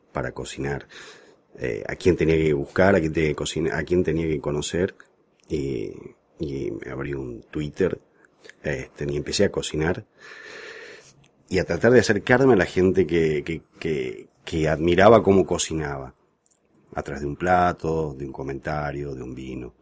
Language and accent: Spanish; Salta, Argentina; moved away as an adult; now in Buenos Aires, Argentina; yo vengo de Salta. Eh, me venía a estudiar acá a Buenos Aires y estoy viviendo acá